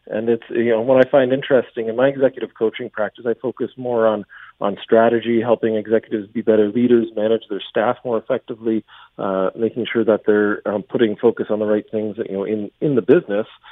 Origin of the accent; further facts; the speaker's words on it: London, Ontario, Canada; moved away; my hometown hood, uh, around Westmount, uh, Westmount Mall, Saunders Secondary School. Uh, that was, uh, that was where I grew up